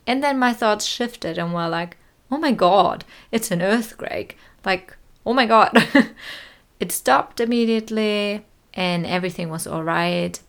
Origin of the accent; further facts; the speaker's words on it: Neustrelitz, Mecklenburg-Vorpommern, Germany; moved away as an adult; now in New Zealand; my hometown, Neustrelitz